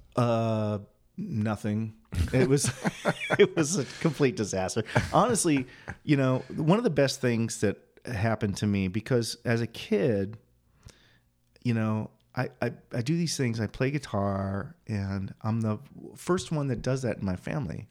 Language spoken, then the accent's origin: English; Quincy, Illinois, United States; moved away as an adult; now in Phoenix, United States; I grew up in Quincy, Illinois